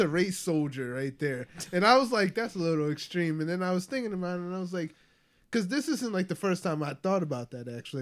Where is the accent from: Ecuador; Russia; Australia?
Ecuador; growing up in Ecuador, I grew up around predominantly white people.